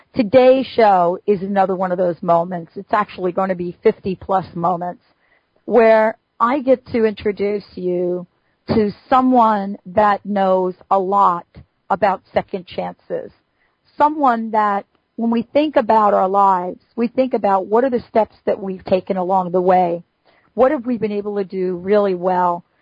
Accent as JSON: {"language": "English", "town": "New York City", "region": "New York", "country": "United States", "tie": "born or raised there", "said": "I grew up in the Bronx in New York City"}